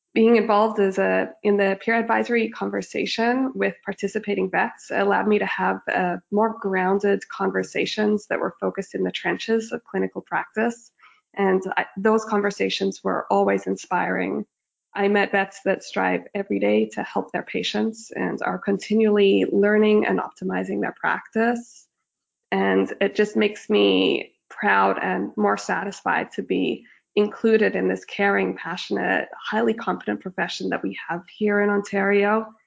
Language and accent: English; Australia; moved away as an adult; also born or lived in Sydney, Australia; now in Toronto, Canada; I grew up in Australia